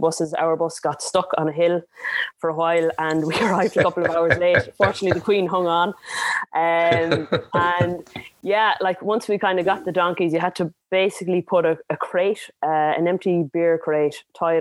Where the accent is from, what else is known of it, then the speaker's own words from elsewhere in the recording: Ballina, Connacht, Ireland; I'm from Ballina, County Mayo, in the Wild West of Ireland.